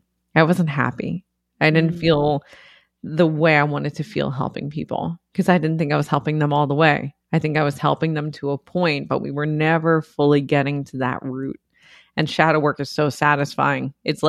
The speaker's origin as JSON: {"language": "English", "region": "New York", "country": "United States", "tie": "born or raised there", "said": "we grew up in the Bronx. It was like a little beach club because nobody had access to pools or anything. Nobody had a yard."}